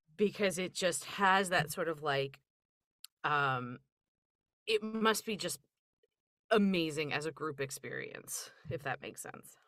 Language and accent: English; Philadelphia, Pennsylvania, United States; I grew up in Philadelphia area